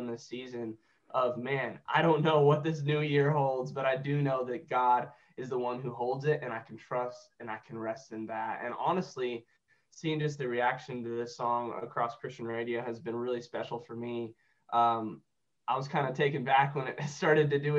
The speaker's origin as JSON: {"language": "English", "town": "Joplin", "region": "Missouri", "country": "United States", "tie": "born or raised there", "said": "I was raised in Joplin, Missouri"}